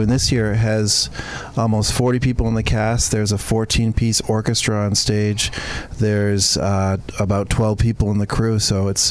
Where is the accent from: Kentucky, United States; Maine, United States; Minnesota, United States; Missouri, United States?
Maine, United States; Buckfield; my hometown in Buckfield